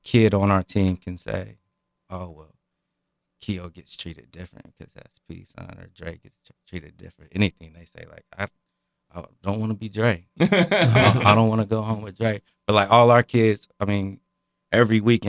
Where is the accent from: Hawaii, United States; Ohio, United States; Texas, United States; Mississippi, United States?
Ohio, United States; Dayton; now in Piqua, United States; I grew up in Dayton